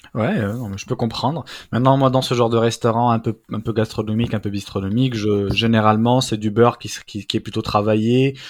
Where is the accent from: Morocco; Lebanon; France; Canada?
France; Brittany; je suis un vrai breton.